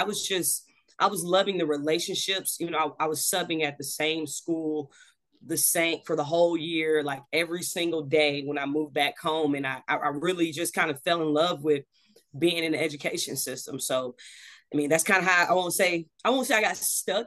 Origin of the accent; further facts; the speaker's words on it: Pensacola, Florida, United States; also born or lived in Brooklyn, New York; Pensacola raised me